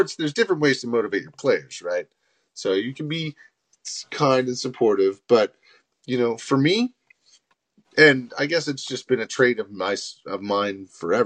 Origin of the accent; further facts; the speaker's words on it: Canada; we are Canadian